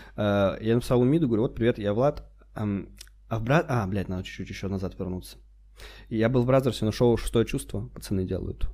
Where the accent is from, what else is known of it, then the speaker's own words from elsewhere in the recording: Khabarovsk, Khabarovsk Krai, Russia; moved away; Мы же ещё в Хабаровске когда были